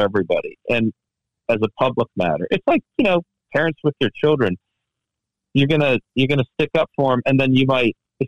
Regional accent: Washington, District of Columbia, United States; I'm from Washington, D.C., and one thing we do is we sit on the fence

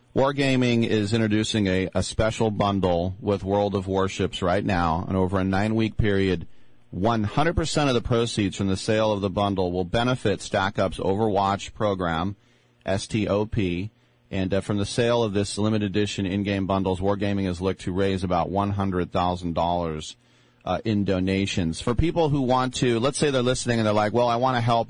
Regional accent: Richmond, California, United States; Where I grew up in in Richmond, which is predominantly African American, but I was in the Richmond Hills

